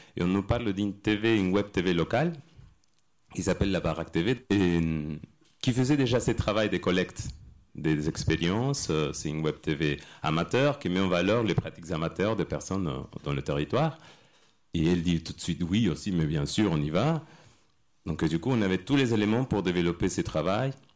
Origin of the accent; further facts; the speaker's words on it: Argentina; French is a second language; now in France; Je viens d'Argentine et je suis arrivé en France